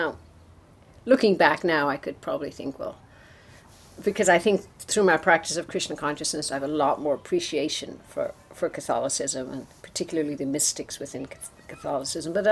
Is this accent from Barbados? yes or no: no; Ireland; I grew up in Ireland with the troubles, right, the Northern mm-hmm. Ireland uh, situation